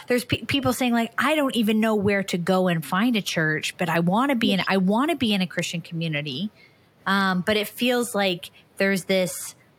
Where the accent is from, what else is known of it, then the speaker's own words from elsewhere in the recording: Canada; I'm a Canadian